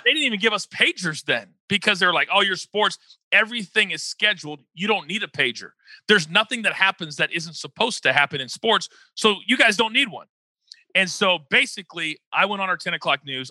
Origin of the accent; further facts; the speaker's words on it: Kansas, United States; also born or lived in Fort Worth, Texas; now in California, United States; born and raised in Kansas. Well, I was born in Fort Worth, Texas, and I was there for about a week. I was adopted, and then I, I lived my whole uh, childhood in Kansas